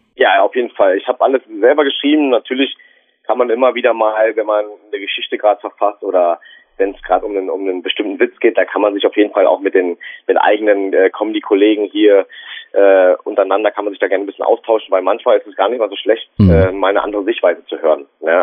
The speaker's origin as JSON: {"language": "German", "region": "Berlin", "country": "Germany", "accent": "Berliner Schnauze", "said": "hier bei uns in Berlin"}